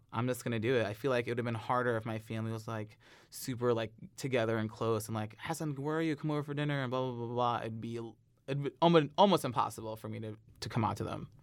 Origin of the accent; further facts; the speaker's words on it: St. Ann, Missouri, United States; I grew up in North County, Saint Ann